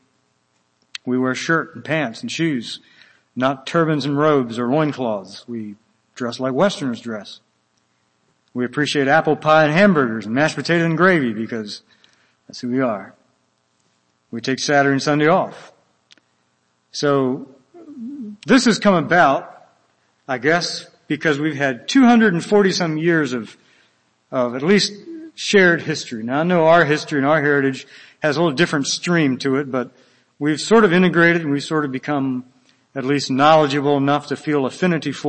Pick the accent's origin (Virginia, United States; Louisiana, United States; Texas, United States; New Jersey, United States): Virginia, United States; now in Minnesota, United States; I'm from Virginia, we're Americans.